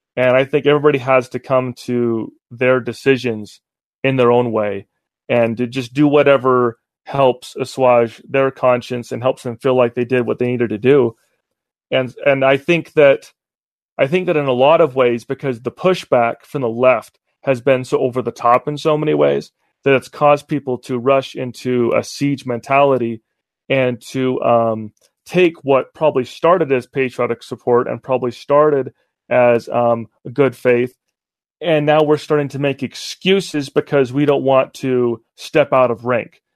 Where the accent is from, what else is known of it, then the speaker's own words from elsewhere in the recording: Utah, United States; also born or lived in Cleveland, Ohio; I was raised here in Utah